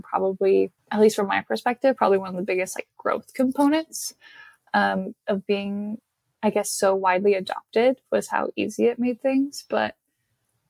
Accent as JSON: {"language": "English", "region": "Nebraska", "country": "United States", "said": "I'm from Nebraska."}